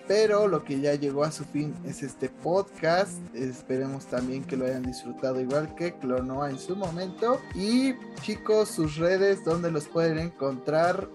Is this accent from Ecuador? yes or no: no; Mexico